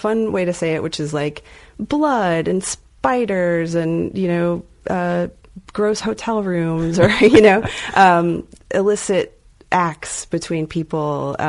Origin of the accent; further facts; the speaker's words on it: Lubbock, Texas, United States; also born or lived in Dallas; So I was in Lubbock at first. I was born in Lubbock and lived in Lubbock for a while. And then we ended up, went to high school in Dallas, a Dallas suburb.